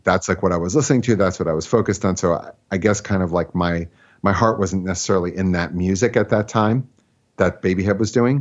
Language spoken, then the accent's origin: English; Philadelphia, Pennsylvania, United States; also born or lived in Brooklyn / Riverdale; now in White Plains, United States; I grew up in Philadelphia